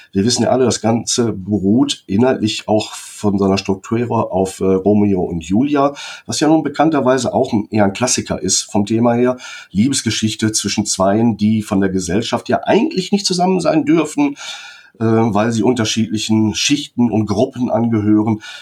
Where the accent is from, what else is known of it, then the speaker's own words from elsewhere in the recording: Germany; wir als Deutsche